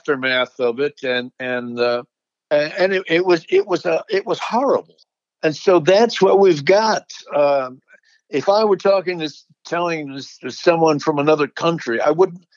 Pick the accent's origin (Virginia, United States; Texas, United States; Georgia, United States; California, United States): Virginia, United States; Alexandria; my hometown of Alexandria, Virginia